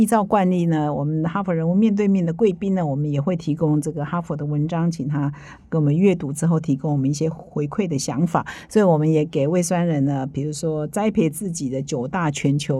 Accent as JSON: {"language": "Chinese", "country": "South Korea", "second_language": "Chinese", "lives_now": "Taiwan", "said": "我们韩国人没这样想，对"}